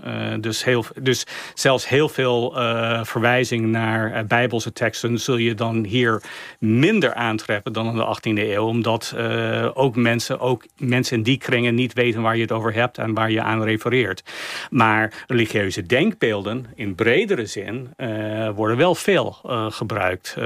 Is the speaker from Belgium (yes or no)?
no; United States; wij als Amerikanen